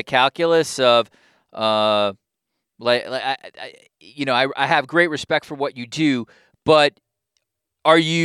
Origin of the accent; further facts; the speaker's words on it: New York, United States; growing up as a New Yorker